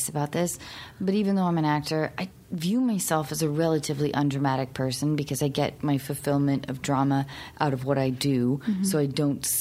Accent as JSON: {"language": "English", "town": "Seattle", "region": "Washington", "country": "United States", "tie": "born or raised there", "said": "I grew up in Seattle."}